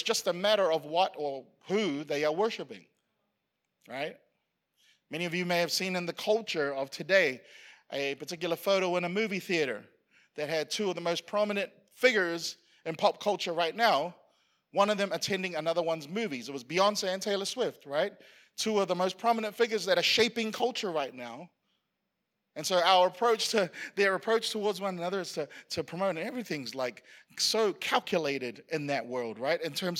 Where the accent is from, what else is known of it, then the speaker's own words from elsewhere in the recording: Queensland, Australia; like it's hard being a Queenslander because we keep winning all the time.